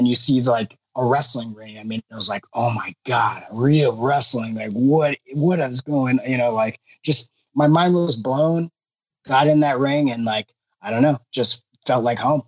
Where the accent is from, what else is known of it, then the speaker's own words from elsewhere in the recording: Los Angeles, California, United States; I grew up in Los Angeles